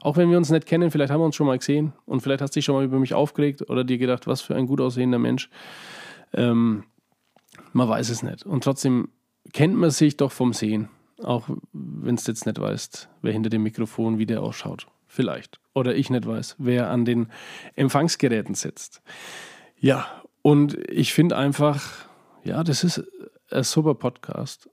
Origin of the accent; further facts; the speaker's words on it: Schwabach, Bavaria, Germany; ich bin in Schwabach aufgewachsen